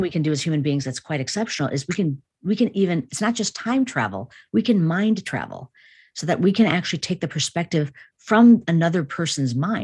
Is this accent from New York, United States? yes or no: no; Chicago, Illinois, United States; born or raised there